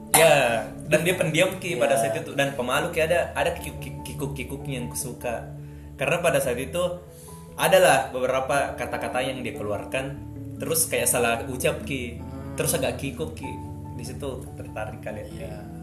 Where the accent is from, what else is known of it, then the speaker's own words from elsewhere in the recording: Watansoppeng, South Sulawesi, Indonesia; moved away; Saya dari Watan Sopeng, yang 4 jam dari Makassar lah. Ada kabupaten